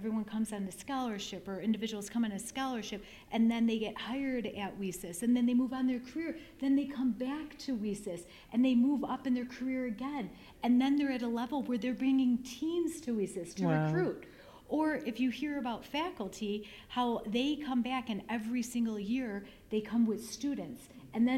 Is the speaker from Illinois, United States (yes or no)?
yes; Chicago, Illinois, United States; It was in Chicago, from my hometown